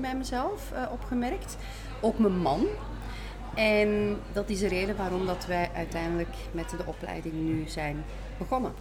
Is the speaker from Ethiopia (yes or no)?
no; Belgium; zoals je hoort, ik kom uit België.